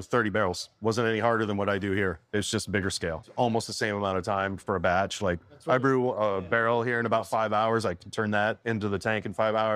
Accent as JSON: {"language": "English", "region": "Michigan", "country": "United States", "tie": "born or raised there", "moved": "yes", "lives_now": "Graham, United States", "said": "I grew up in Michigan, man, and craft beer is pretty prevalent up there"}